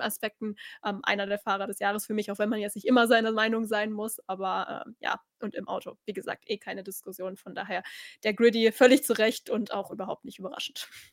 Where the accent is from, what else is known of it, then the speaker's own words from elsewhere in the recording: Germany; als Deutsche